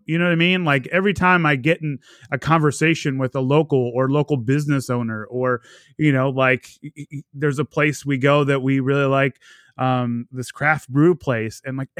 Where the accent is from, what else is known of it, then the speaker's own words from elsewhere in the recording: Bay Area, California, United States; moved away; also born or lived in New York; we're all from the Bay Area.